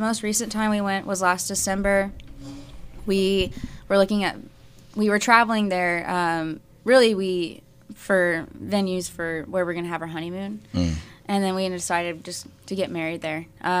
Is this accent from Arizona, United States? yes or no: yes; Arizona, United States; No, I'm from Arizona originally.